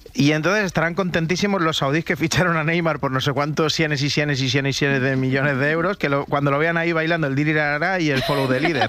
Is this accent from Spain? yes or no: yes; Rubí, Catalonia, Spain; yo soy de Rubí